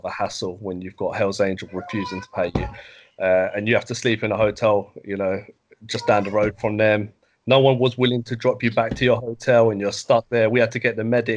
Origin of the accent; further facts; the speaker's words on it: London, United Kingdom; I was brought up near Upton Park